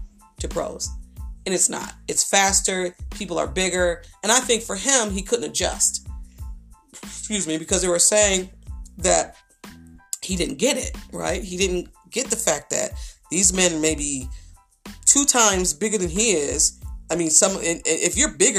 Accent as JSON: {"language": "English", "town": "Buffalo", "region": "New York", "country": "United States", "said": "I'm from Buffalo, New York"}